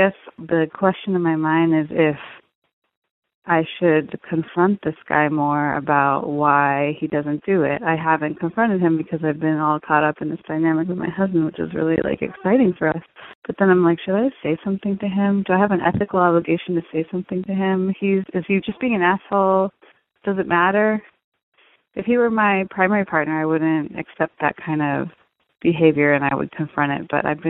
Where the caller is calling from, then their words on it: East Coast, United States; Hi, Dan. I'm calling from the East Coast, and I'm married.